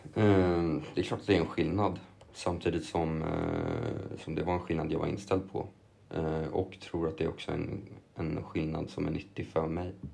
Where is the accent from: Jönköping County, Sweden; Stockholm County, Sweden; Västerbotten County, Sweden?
Stockholm County, Sweden; Lidingö; also born or lived in Copenhagen / England; bott i Lidingö, eller på Lidingö hela mitt liv också nästan